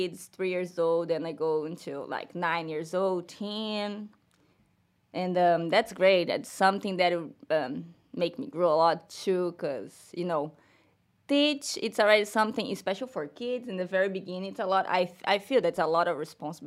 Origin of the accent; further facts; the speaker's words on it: Cabo Frio, Rio de Janeiro, Brazil; English is a second language; moved away as an adult; now in Gainesville, United States; I'm from Brazil. I'm from Rio, the state of Rio. So it's Cabo Frio, the name of my town.